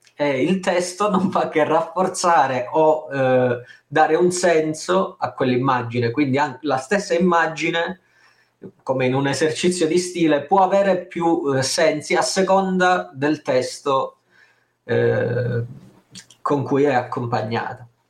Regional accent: Calabria, Italy; io sono calabrese se non si fosse capito dal mio accento svedese

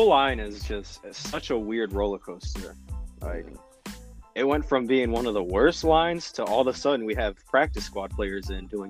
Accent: San Antonio, Texas, United States; I'm from San Antonio

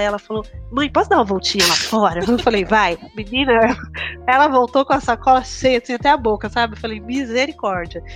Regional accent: São Paulo, Brazil; moved away as an adult; now in Guarulhos, Brazil; eu sou do Capão Redondo, né? Eu morei no Capão Redondo até os 23 anos

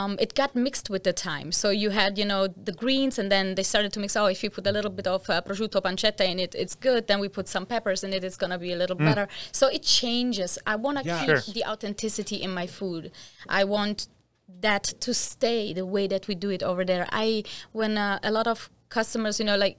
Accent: Germany; moved away as an adult; also born or lived in Taranto, Italy; I came from Italy to Germany when I was 2 years old

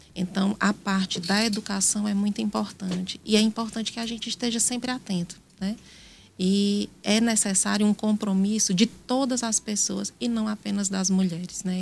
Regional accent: Brejo Santo, Ceará, Brazil; also born or lived in Piauí; now in Teresina, Brazil; Eu nasci em Brejo Santo, no Ceará.

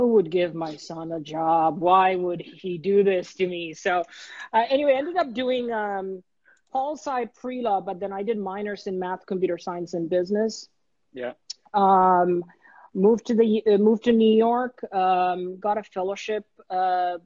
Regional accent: Dhaka, Dhaka Division, Bangladesh; moved away as an adult; now in United States; I was born and raised in Bangladesh. When I came to the US, I was 19. So I grew up in Dhaka

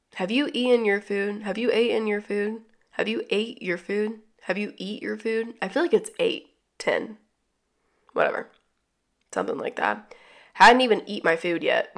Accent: the South, United States; also born or lived in Atlanta; growing up in the South

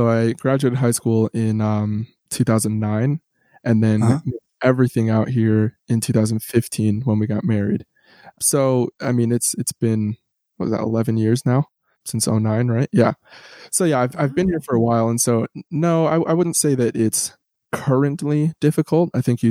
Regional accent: San Diego, California, United States; also born or lived in Hackensack, United States / New York, United States / St. Louis, United States; So I was born in Hackensack, New Jersey. And then where did we go? We moved upstate New York, back to Jersey, a little bit in St. Louis, Missouri, and then ended up in San Diego, California, where, I mean, when people ask where I'm from, that's typically what I say.

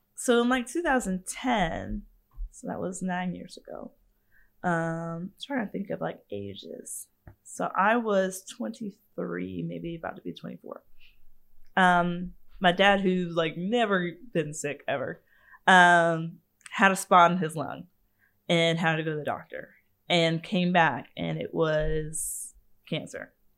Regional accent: Savannah, Georgia, United States; I grew up in Savannah.

